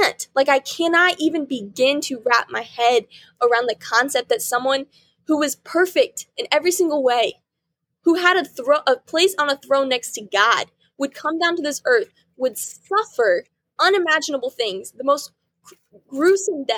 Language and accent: English; Patricksburg, Indiana, United States; we grew up in Patricksburg, good old Patricksburg